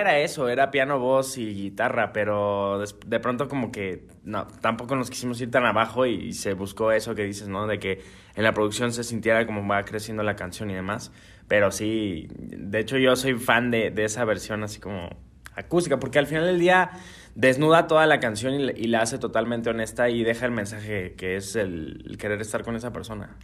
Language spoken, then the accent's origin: Spanish; Guadalajara, Jalisco, Mexico; Feliz de estar acá en mi tierra